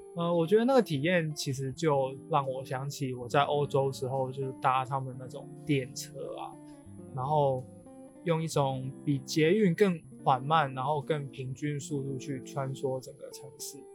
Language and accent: Chinese; Macau; 我作为澳门人啊，其实我自己的兜风，我们管的话叫有车河